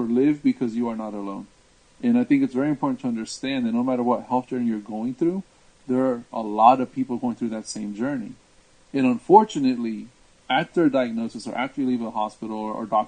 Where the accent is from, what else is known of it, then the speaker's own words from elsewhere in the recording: Washington, District of Columbia, United States; now in Orlando, United States; where I'm from is actually the D.C. area, you know, known as the DMV. Born and raised in that area